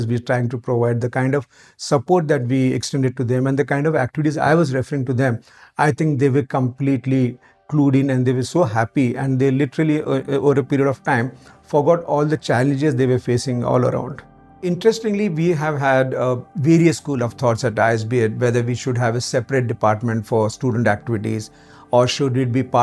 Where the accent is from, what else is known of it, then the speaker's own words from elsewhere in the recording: Maharashtra, India; moved away as an adult; also born or lived in Aurangabad; now in Hyderabad, India; born and brought up completely in Maharashtra